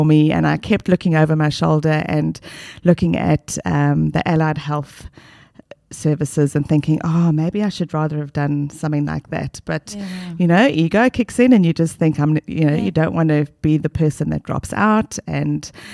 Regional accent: South Africa; moved away as an adult; now in Australia; from South Africa, the lovely, beautiful South Africa.

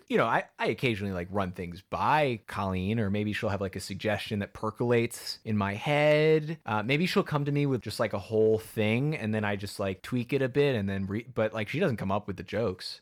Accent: Wilton, Connecticut, United States; I grew up in Wilton, Connecticut, the Hollywood of New England

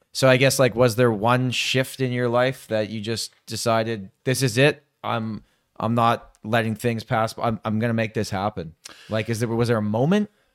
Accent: Toronto, Ontario, Canada; I'm born and raised in Toronto

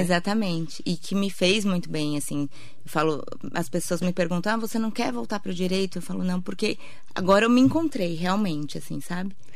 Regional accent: Santa Isabel, São Paulo, Brazil; moved away as an adult; also born or lived in Mogi das Cruzes / Ceará; eu sou de Santa Isabel

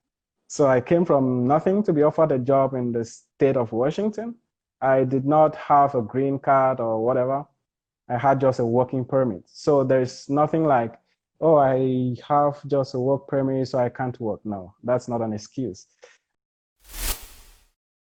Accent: Bamenda, North-West Region, Cameroon; now in Louisville, United States; a Cameroonian. I'm originally from Bamenda.

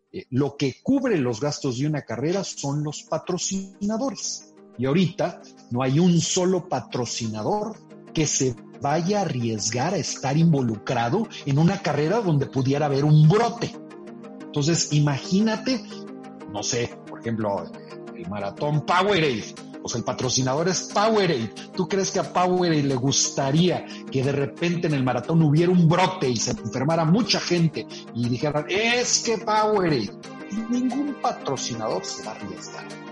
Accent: Monterrey, Nuevo León, Mexico; yo soy acá de Monterrey

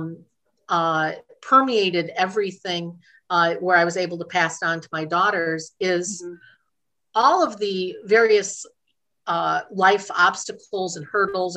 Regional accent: Dyer, Indiana, United States; also born or lived in Chicago, Illinois; raised in northern Indiana, right on the Indiana-Illinois border in a little town called Dyer, Indiana

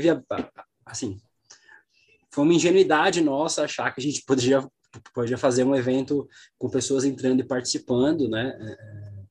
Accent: South Region, Brazil; essas coisas acontecem na região sul. E assim, foi lugar onde eu cresci, um lugar muito conservador mesmo.

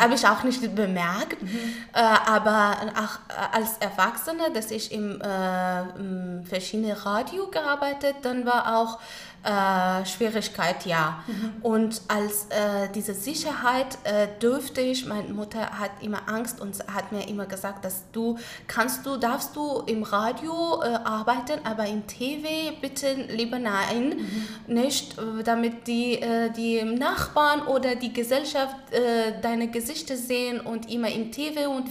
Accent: Kabul, Afghanistan; first language Pashto and Dari; German is a second language; moved away as an adult; now in Frankfurt, Germany; ich bin in Kabul geboren, da, dort aufgewachsen

